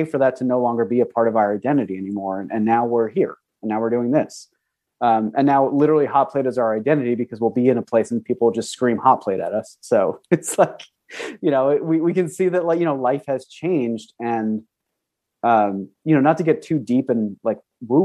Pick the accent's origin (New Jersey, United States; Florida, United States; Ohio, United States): New Jersey, United States; moved away; also born or lived in Pennsylvania / New York City; I was born and raised in New Jersey and then ended up moving to Pennsylvania